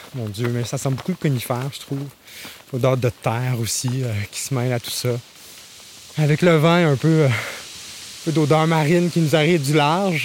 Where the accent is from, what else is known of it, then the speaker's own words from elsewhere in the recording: Grande-Vallée, Quebec, Canada; Je suis originaire de Grande-Vallée et j'habite euh, en banlieue du côté de Petite-Vallée